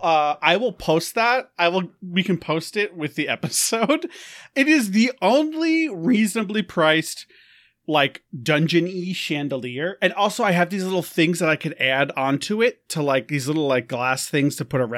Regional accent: New York, United States; I'm from New York. Everyone suck it.

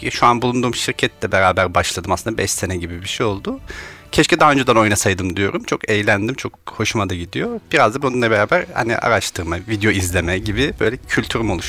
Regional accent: Kütahya, Turkey; now in Istanbul, Turkey

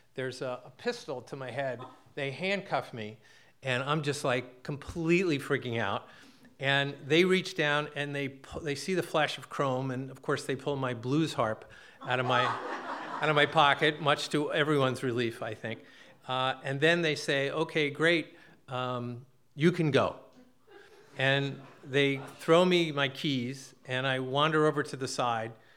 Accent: New Jersey, United States; now in Massachusetts, United States; I'm a kid from Jersey.

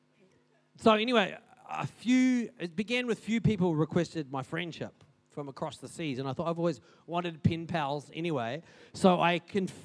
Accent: Paraparaumu, Wellington, New Zealand; now in Christchurch, New Zealand; I grew up in Paparam, it's a pretty big place

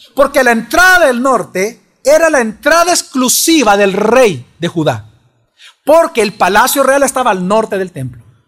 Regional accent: El Salvador; somos sensuales los salvadoreños

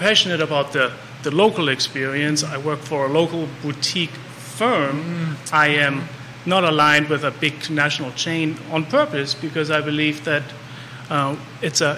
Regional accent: Germany; also born or lived in Munich; now in Charlottesville, United States; I grew up in Germany. I lived in Munich

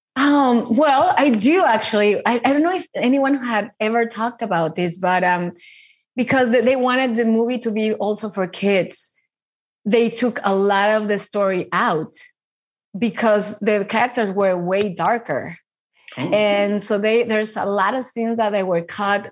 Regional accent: Mexico; I grew up in Mexico

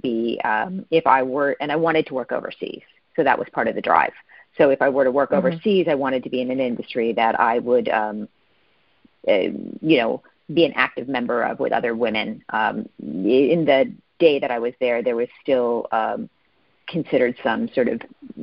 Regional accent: East Coast, United States; also born or lived in California / Japan; now in Arizona, United States; So I actually grew up on the East Coast. I'm currently living in Arizona, spent many years in California.

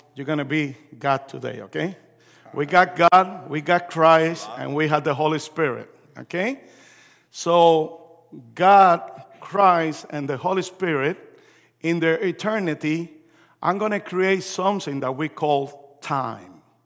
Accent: Puerto Rico; also born or lived in New York, United States; I was born in New York. My parents are Puerto Rican. We moved back to Puerto Rico when I was three, four years old.

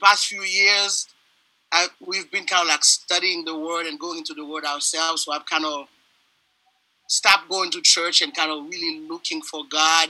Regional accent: Haiti; now in Randolph, United States; Born and raised in Chakmel, Haiti. And currently living in Randolph, Massachusetts.

